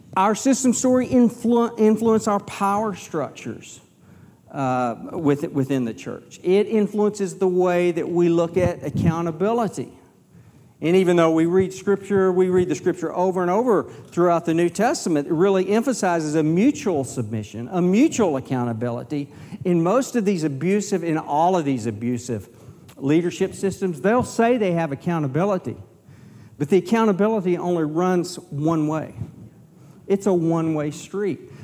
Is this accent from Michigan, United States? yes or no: no; Texas, United States; I'm from Texas